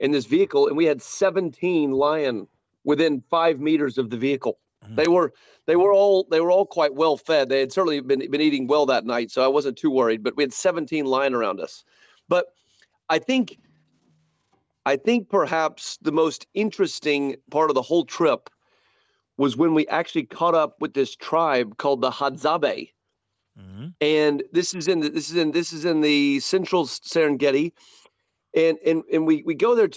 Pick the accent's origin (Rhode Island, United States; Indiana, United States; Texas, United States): Texas, United States; Fort Worth; my hometown Fort Worth, Texas